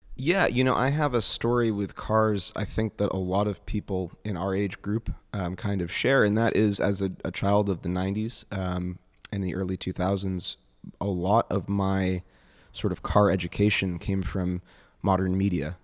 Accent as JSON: {"language": "English", "region": "Northeast", "country": "United States", "said": "I'm from the Northeast"}